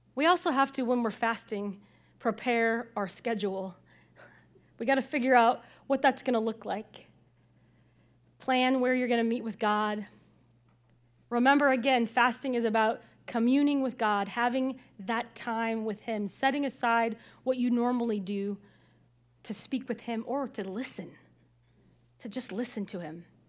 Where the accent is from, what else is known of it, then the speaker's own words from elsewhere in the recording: Illinois, United States; the pastor I, I grew up with in Illinois